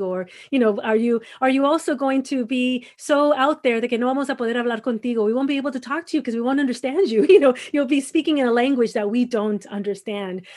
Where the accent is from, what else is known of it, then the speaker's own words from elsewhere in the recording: Los Angeles, California, United States; moved away as an adult; also born or lived in Mexicali / San Diego; growing up in Los Angeles